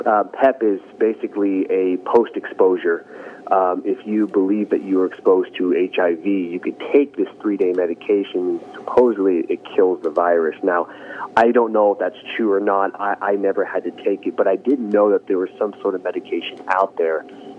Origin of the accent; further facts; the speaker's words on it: Santa Monica, California, United States; now in Long Beach, United States; Well, I grew up in Los Angeles, born and raised on the west side, Santa Monica, truly the surfer type boy growing up.